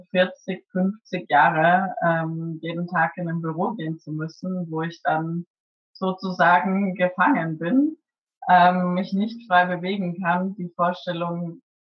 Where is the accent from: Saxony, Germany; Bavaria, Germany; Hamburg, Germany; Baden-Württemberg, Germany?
Bavaria, Germany; Würzburg; now in Cologne, Germany; bin gebürtig aus Würzburg und lebe jetzt aktuell in Köln.